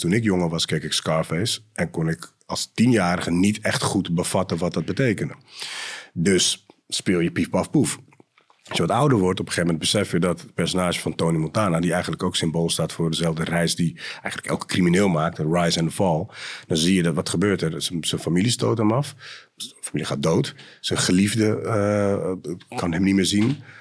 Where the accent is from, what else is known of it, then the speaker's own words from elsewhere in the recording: Amsterdam, North Holland, Netherlands; geboren in Amsterdam West, opgegroeid in Amsterdam Zuid ook.